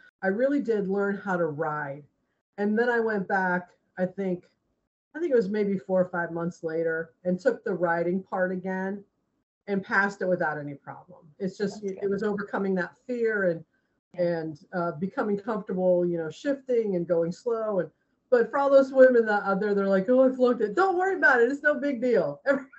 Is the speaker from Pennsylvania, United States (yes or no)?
no; Ohio, United States; moved away as an adult; now in Largo, United States; originally I'm from Ohio